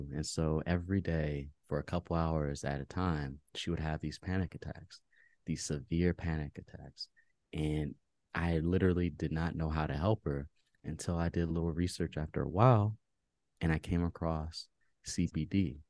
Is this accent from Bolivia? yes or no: no; Maryland, United States; also born or lived in Fairfax, Virginia; So I was born in Virginia, Fairfax, Virginia. Shout out to everybody in Virginia right now, all the listeners. And I grew up in Maryland and went to school in DC.